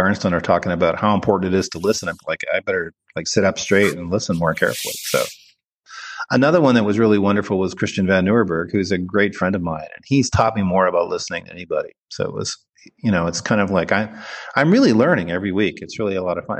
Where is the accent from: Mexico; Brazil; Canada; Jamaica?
Canada; moved away as an adult; also born or lived in Toronto; now in United States; I'm from Canada